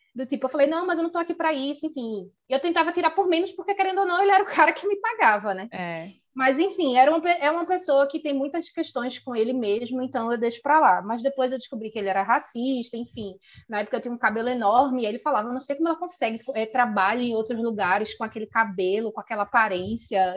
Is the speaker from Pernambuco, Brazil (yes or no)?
yes; Recife, Pernambuco, Brazil; moved away as an adult; also born or lived in Dublin, Ireland; Eu saí de Recife